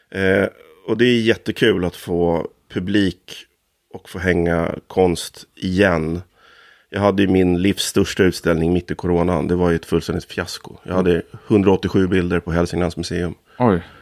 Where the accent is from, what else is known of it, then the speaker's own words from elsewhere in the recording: Stockholm, Stockholm County, Sweden; born there; also born or lived in Härjedalen / Ångermanland; jag är född i Kärrtorp, men känslan av uppväxtheten är ju i Norrland.